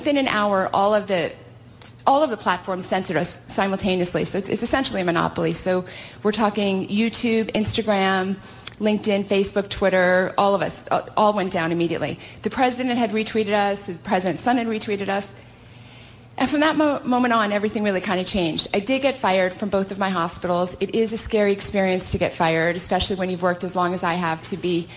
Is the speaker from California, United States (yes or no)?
yes; California, United States; I hail from California